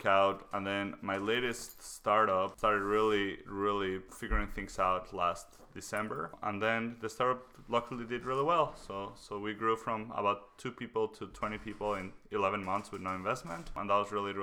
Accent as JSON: {"language": "English", "region": "Mexico City", "country": "Mexico", "tie": "born or raised there", "also_born_or_lived": "Waterloo, Canada", "moved": "as an adult", "lives_now": "Canada", "said": "I was born in Mexico City. I came to Canada 10 years ago"}